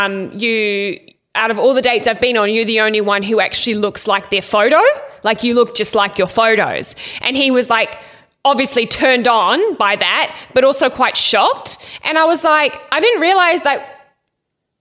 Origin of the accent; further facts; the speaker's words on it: Ireland; I'm Irish and white as fuck.